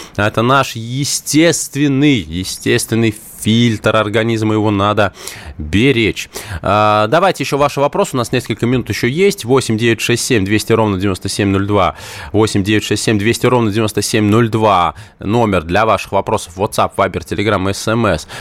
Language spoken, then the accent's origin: Russian; Moscow, Russia; Я коренной москвич